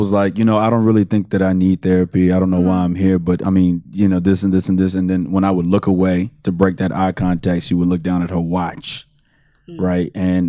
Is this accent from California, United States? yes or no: no; Houston, Texas, United States; Houston. I'm from the city.